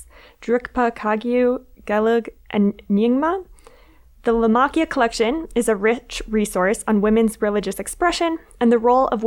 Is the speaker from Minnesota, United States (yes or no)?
yes; Minnesota, United States; I was a college student who had never lived anywhere else besides my home state of Minnesota